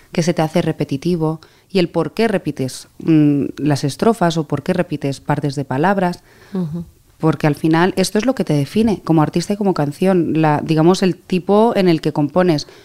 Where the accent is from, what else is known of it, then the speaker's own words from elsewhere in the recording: Catalonia, Spain; also born or lived in Greece; No, pero me crié en Grecia.